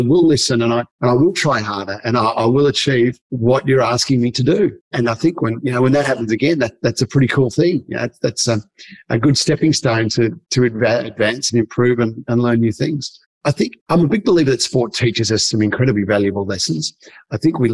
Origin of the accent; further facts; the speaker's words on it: Geelong, Victoria, Australia; I grew up in Geelong in Victoria, probably one of the coldest places on earth.